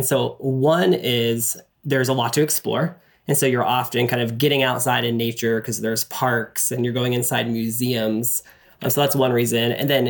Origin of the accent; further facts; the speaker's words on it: Tatarstan, Russia; now in Washington, United States; I grew up as an American overseas in a very historic place in the most Muslim part of Russia called Tatarstan. And the capital city is where I'm from.